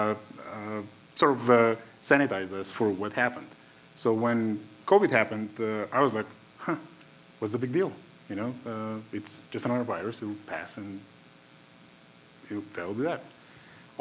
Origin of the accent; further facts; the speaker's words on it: North Macedonia; English is a second language; moved away as an adult; now in United States; I'm originally from Macedonia. I came to the States when I was 20 years old.